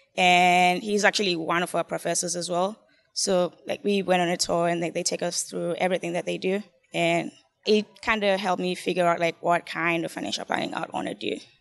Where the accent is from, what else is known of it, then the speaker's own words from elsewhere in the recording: Zimbabwe; moved away as an adult; I'm an international student, and from, like, I'm from Zimbabwe